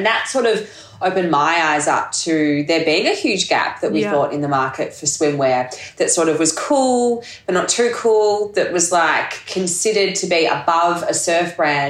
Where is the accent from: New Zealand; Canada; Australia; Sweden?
Australia; moved away as an adult; also born or lived in Hong Kong / Monaco; I lived overseas that whole time, moved back home in 2018, and I've just been sort of doing my thing here for the last few years, slowly assimilating back into Australia.